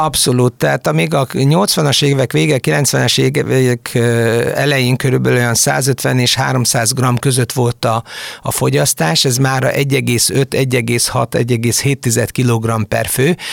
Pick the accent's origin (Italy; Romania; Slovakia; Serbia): Serbia; Senta, Vojvodina; moved away as an adult; also born or lived in Budapest, Hungary; now in Hungary; mindannyian délvidékről származunk, azaz a történelmi Magyarország területéről, valamikori Bácsbodrog bodrog vármegyéből, Zántáról, ami Szegettől délre a Tisza mentén található